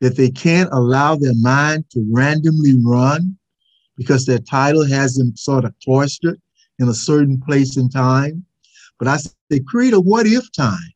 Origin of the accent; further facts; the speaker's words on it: Mississippi, United States; being the Southerner that I am